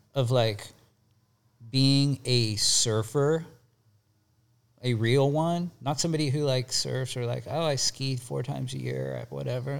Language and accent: English; Bay Area, California, United States; moved away as an adult; also born or lived in Santa Cruz; I grew up in the Bay Area